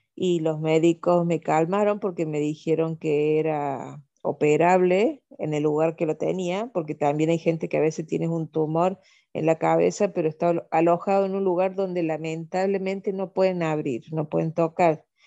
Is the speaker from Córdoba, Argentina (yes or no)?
yes; Córdoba, Argentina; also born or lived in Venezuela; donde yo vivo, donde yo nací, donde yo estoy